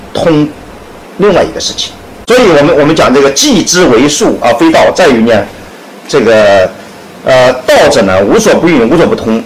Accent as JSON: {"language": "Chinese", "country": "China", "said": "我们中国人"}